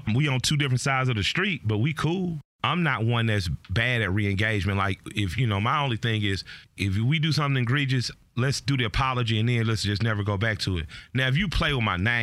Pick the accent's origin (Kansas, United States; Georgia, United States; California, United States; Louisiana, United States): Georgia, United States; Atlanta; I'm from the West Side